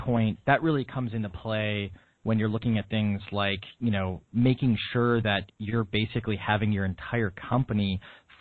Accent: Wisconsin, United States; moved away as an adult; also born or lived in Illinois / Washington, D.C.; now in Boston, United States; I'm from Wisconsin, so I'm from a town with more cows than people

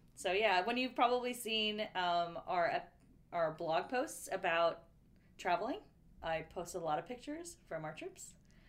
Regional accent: California, United States; moved away as an adult; also born or lived in Pennsylvania; We were the only Californians

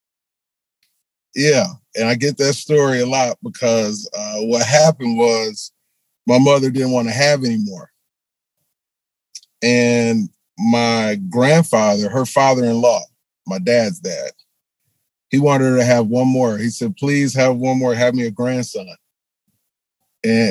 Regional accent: Milwaukee, Wisconsin, United States; Milwaukee, Wisconsin. That's where I was born and raised.

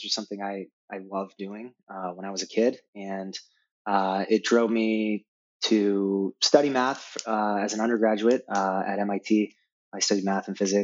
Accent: Denver, Colorado, United States; Growing up in Denver was great.

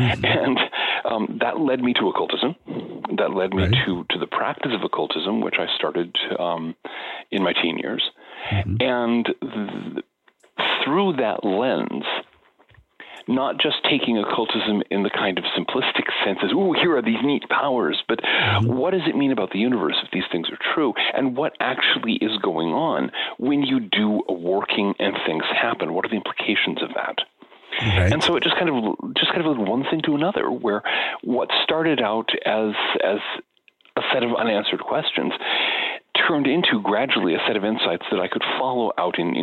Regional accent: United States; growing up in the American suburbs in the 1960s and 1970s

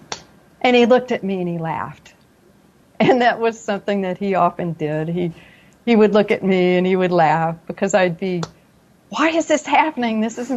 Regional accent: Paducah, Kentucky, United States; born there; accent: southern; I have a residual little bit of a southern accent. I was born in Paducah, Kentucky, between two cities called Monkey's Eyebrow and Possum Trot. So there's a little bit of a twang there.

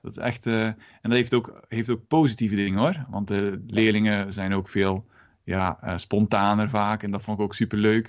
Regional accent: Moerbeke, Flanders, Belgium; moved away as an adult; also born or lived in Ghent, Belgium; now in Netherlands; ik ben ook Belg van oorsprong

